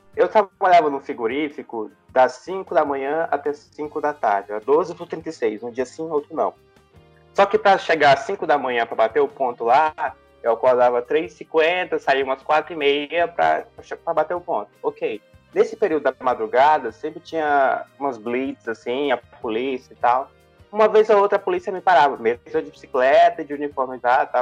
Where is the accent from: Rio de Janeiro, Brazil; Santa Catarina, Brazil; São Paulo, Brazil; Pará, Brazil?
Pará, Brazil; Jacundá; now in Goiânia, Brazil; fica no sudeste do Pará, ali próximo de Marabá